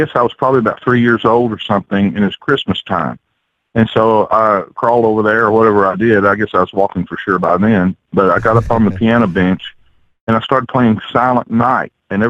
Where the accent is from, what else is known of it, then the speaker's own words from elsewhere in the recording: Somerset, Kentucky, United States; It's a rural town, but it's on the Lake Cumberland up here in Kentucky, and we have over 1,500 miles of shoreline on this lake up here. And it's a vacation town.